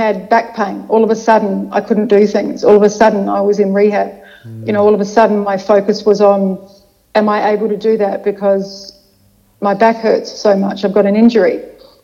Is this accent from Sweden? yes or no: no; Adelaide, South Australia, Australia; moved away as an adult; now in Melbourne, Australia; I grew up over there. I came here for 2 years with the family travels for dad's work. And then back to Adelaide. So I've spent most of my formative years in Adelaide.